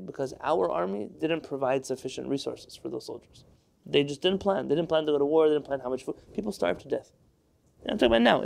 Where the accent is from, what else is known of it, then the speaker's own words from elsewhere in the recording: United States; I was born here, I'm proud of being born here, I live here